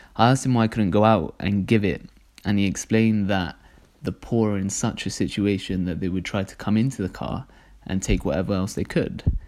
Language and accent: English; Cardiff, Wales, United Kingdom; also born or lived in London; I was born in London, but I moved here when I was really young, and my brothers got me going to Dar es as soon as we moved to Cardiff. And so I've kind of grown up